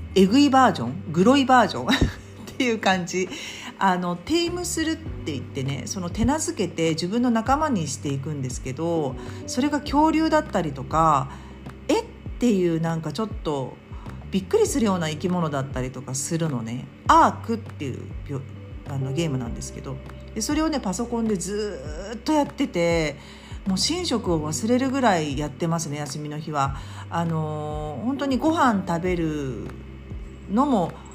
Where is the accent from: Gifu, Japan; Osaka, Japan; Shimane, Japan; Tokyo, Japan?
Tokyo, Japan; now in Hyogo, Japan; まずは自分の出身地ですね。うちの主人は和歌山なので和歌山そして私は東京なので